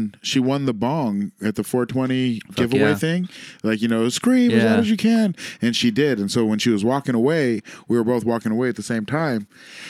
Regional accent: San Antonio, Texas, United States; Oh man, I don't even dab. I'm from San Antonio.

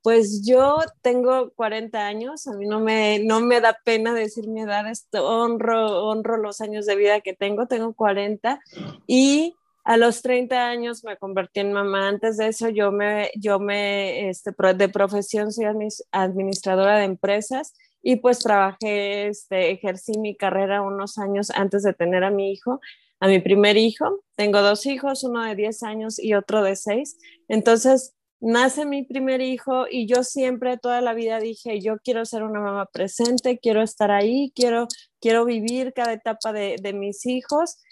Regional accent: Mexico; also born or lived in Guadalajara; soy de México, vivo en Guadalajara

